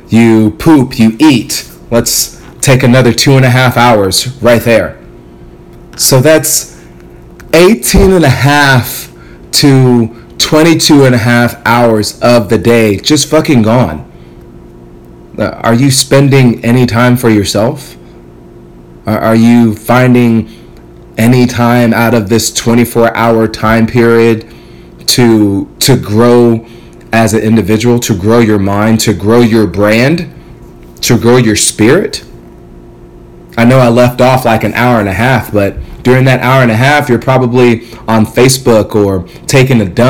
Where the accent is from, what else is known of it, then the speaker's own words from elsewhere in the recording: Ghana; now in United States; I'm from Ghana, West Africa